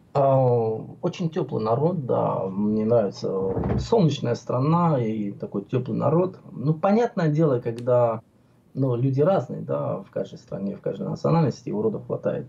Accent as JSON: {"language": "Russian", "region": "Tbilisi", "country": "Georgia", "tie": "born or raised there", "moved": "as an adult", "lives_now": "Moscow, Russia", "said": "Я родился в Тбилиси, в моем любимом, одном из любимых городе, в городе Тбилиси, столице Грузии."}